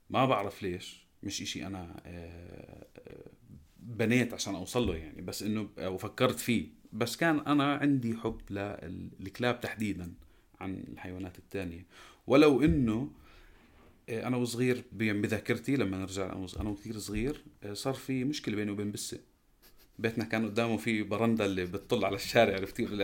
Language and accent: Arabic; Jordan